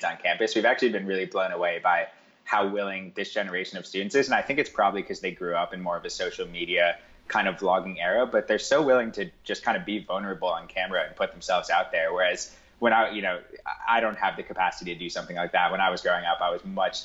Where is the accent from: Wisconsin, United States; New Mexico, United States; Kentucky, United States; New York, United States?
New York, United States; New York City; I grew up on the Upper East Side of New York in a pretty sort of affluent environment